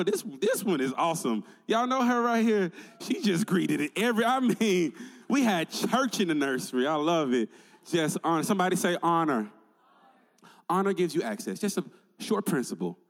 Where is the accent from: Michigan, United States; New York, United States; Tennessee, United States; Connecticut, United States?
Tennessee, United States; moved away; I'm originally from Tennessee